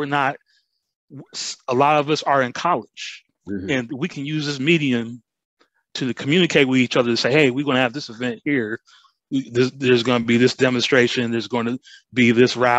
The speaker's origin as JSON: {"language": "English", "town": "South Bend", "region": "Indiana", "country": "United States", "said": "I'm originally from Indiana, India, South Bend, Indiana"}